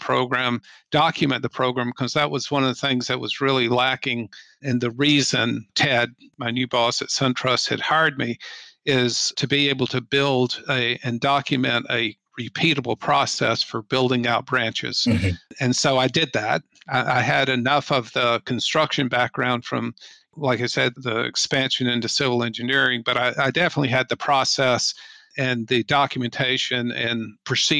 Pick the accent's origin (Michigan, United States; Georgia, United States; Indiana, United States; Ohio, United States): Georgia, United States; Atlanta; moved away as an adult; I grew up in the Atlanta area